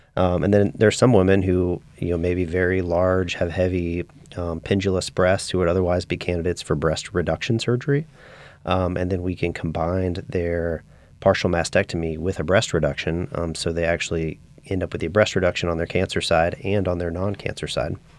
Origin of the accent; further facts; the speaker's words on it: Wichita, Kansas, United States; moved away as an adult; also born or lived in Spartanburg, South Carolina; now in New Orleans, United States; I grew up in Wichita, Kansas